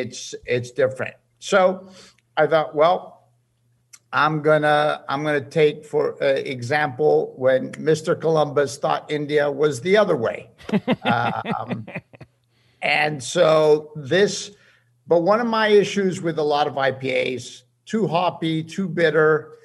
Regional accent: Spain; moved away; I grew up in Spain of a Spanish mother

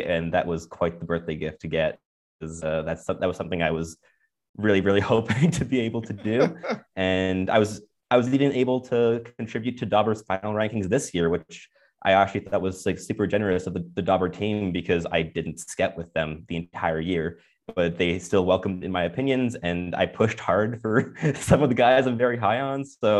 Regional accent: Montreal, Quebec, Canada; Despite growing up in Montreal, which is like, you think that's impossible, but it kind of just happened with me.

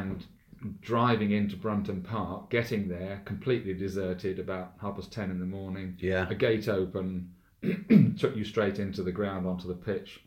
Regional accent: Norfolk, East of England, United Kingdom; moved away; I come from Norfolk, and believe you me, we used to have some winters up there when we were kids

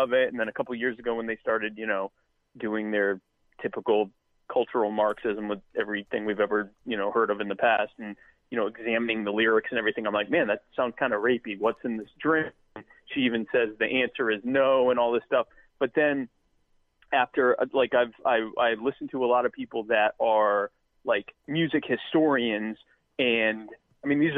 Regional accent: the South, United States; I'm from the South

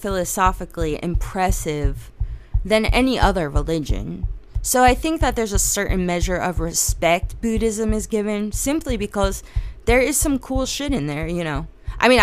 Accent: New Jersey, United States; I'm from New Jersey.

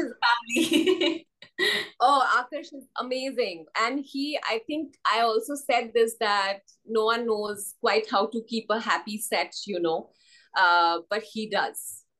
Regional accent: Assam, India; moved away; I'm from Assam

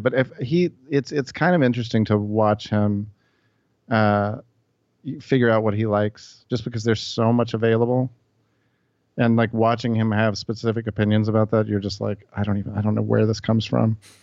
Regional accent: Memphis, Tennessee, United States; moved away as an adult; also born or lived in New York; I grew up in Memphis. I just, uh, I moved away from here when I was about eighteen

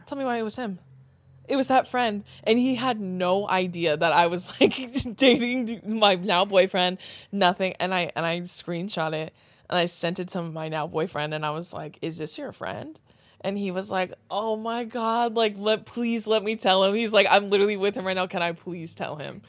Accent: Riverside County, California, United States; more specifically, like, Riverside County

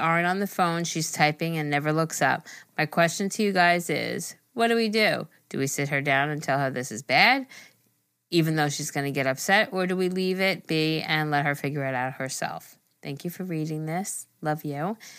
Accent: Massachusetts, United States; I'm from Massachusetts, and I love your podcast so much.

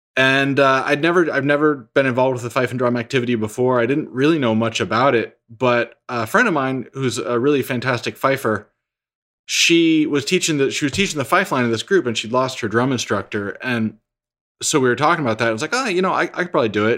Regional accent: New Hampshire, United States; also born or lived in Texas; I was born in Texas, was there until, I think I was nine. We, my family moved to New Hampshire

